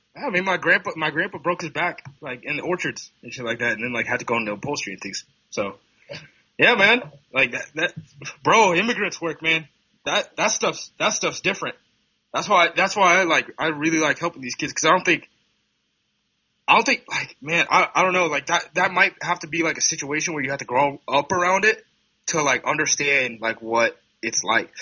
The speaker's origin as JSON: {"language": "English", "town": "Hood River", "region": "Oregon", "country": "United States", "tie": "born or raised there", "said": "I'm from Hood River Valley, right? So I, am from Hood River, Oregon. Uh, Hood River Valley High School is one of two schools that, when I graduated in 2012"}